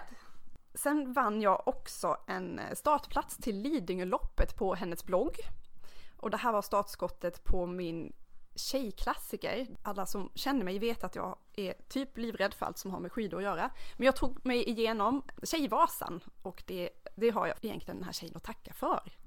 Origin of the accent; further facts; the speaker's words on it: Dalarna County, Sweden; Jag kommer från Dalarna